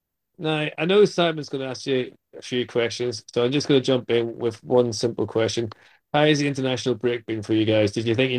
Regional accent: Northern Ireland, United Kingdom; I don't want to talk about it, being Northern Irish.

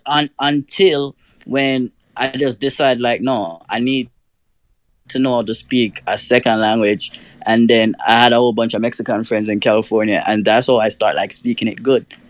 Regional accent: Jamaica; I learned Spanish right through um, school mm in Jamaica

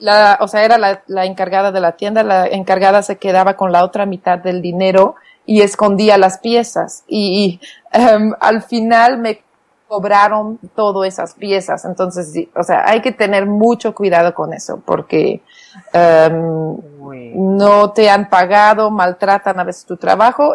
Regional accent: Flanders, Belgium; first language Flemish; Spanish is a second language; now in Oaxaca, Mexico; mi idioma natal es el flamenco

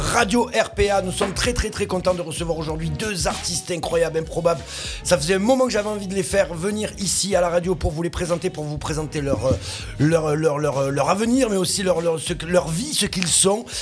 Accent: Arles, Provence-Alpes-Côte d'Azur, France; Né à Arles

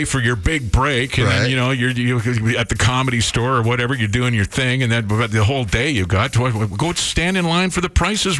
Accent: British Columbia, Canada; moved away; I grew up in a small town in B.C., you know, one province over.

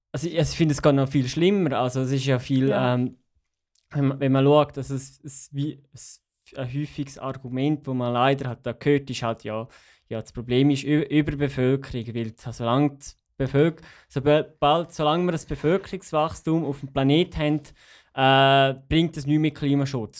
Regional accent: Graubünden, Switzerland; now in Zürich, Switzerland; ich bin aufgewachsen in Graubünden und da ist halt Italienisch Zweitsprache

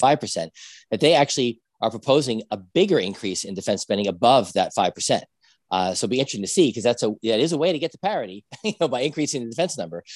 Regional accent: New Jersey, United States; I'm from Jersey

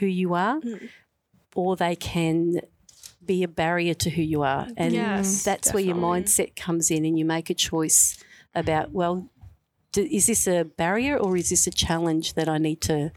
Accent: Melbourne, Victoria, Australia; I'm a Westie, so I'm a Western Suburbs girl through and through. I grew up first in West Footscray, and then I went to Brooklyn, and then we went to Sunshine

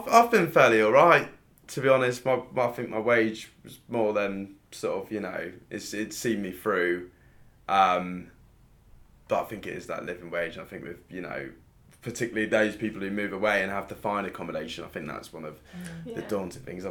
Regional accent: Bristol, South West England, United Kingdom; now in London, United Kingdom; I'm from Bristol originally.

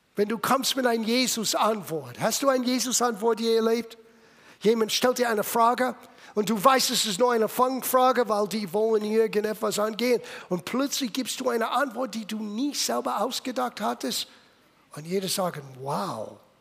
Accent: Little Italy, East Coast, United States; German is a second language; moved away as an adult; also born or lived in California; Ich bin in Little Italy geboren

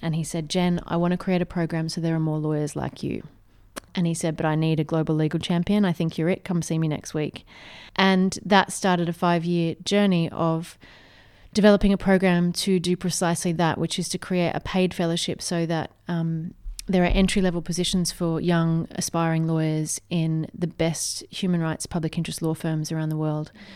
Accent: Australia; I grew up in a very small country town

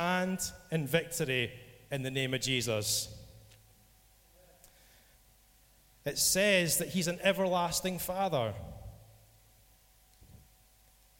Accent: Scotland, United Kingdom; I'm from Scotland

